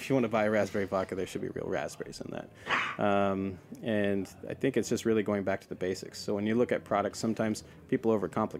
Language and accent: English; the Northwest, Pacific Northwest, United States; But I grew up in the Northwest. That's where I'm from.